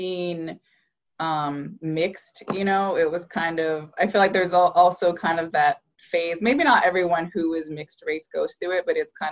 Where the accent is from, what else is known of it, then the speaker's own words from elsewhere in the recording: Des Moines, Iowa, United States; moved away as an adult; now in Los Angeles, United States; I knew since I was very young that I wanted to get out of Des Moines